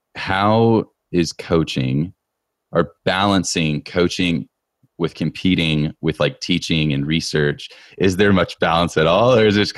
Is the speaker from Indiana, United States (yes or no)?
yes; Indiana, United States; now in Colorado, United States; I'm from Indiana.